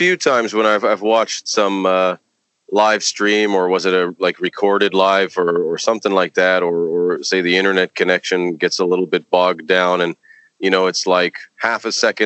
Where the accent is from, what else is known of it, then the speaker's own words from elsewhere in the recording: Toronto, Ontario, Canada; moved away; my hometown of Toronto.